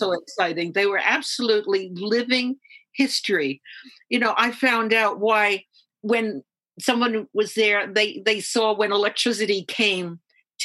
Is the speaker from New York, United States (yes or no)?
yes; New York City, New York, United States; I was born in Harlem, New York City, and we lived in a one of these six-story buildings